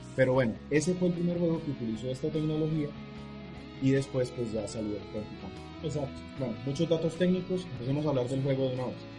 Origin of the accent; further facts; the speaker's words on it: Bucaramanga, Santander, Colombia; yo soy de Bucaramanga